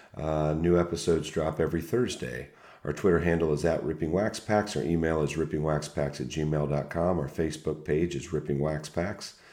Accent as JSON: {"language": "English", "region": "Ohio", "country": "United States", "said": "we're Buckeye fans from Ohio"}